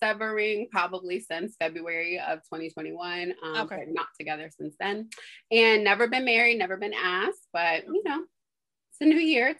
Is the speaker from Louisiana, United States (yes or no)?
yes; Louisiana, United States; now in Pennsylvania, United States; I'm originally from Louisiana